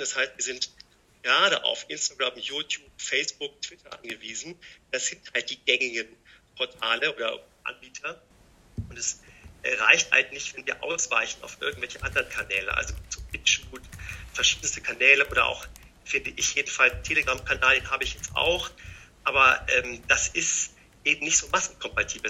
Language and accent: German; Rhineland, Germany; ich bin immer jemand, der, sagen wir mal, als Rheinländer optimistisch ist